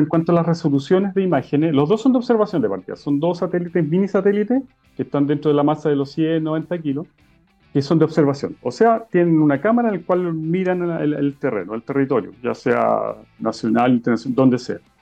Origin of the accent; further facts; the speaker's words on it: Chile